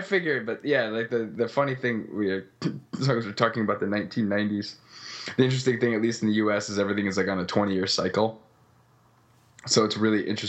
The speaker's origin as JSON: {"language": "English", "region": "Midwest", "country": "United States", "tie": "born or raised there", "moved": "yes", "lives_now": "California, United States", "said": "When I was growing up in the Midwest"}